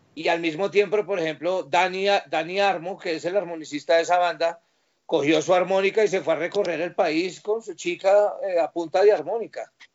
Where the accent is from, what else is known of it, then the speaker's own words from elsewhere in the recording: Pereira, Risaralda, Colombia; now in Bogotá, Colombia; Yo soy de Areje cafetero, yo soy de una ciudad que se llama Pereira.